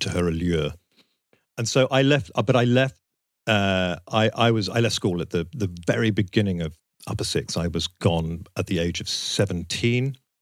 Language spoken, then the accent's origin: English; Southend-on-Sea, East of England, United Kingdom; growing up in South End on Sea